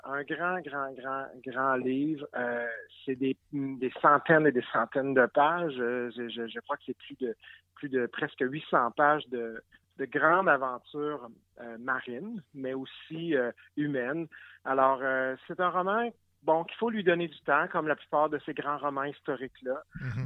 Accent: Gaspésie, Quebec, Canada; je suis gaspésien

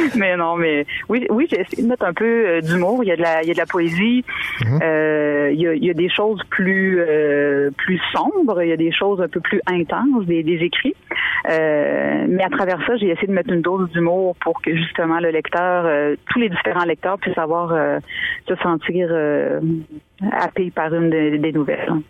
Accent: Île aux Grues, Quebec, Canada; also born or lived in Montmagny, Quebec; je suis née à l'île aux Grues. J'ai grandi quelques années. Ensuite, on a déménagé à Montmagny

